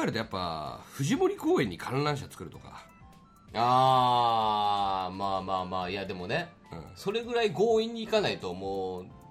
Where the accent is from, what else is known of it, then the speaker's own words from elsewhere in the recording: Yokohama, Kanagawa, Japan; 僕出身地聞かれたらはい、その横浜って答えるんで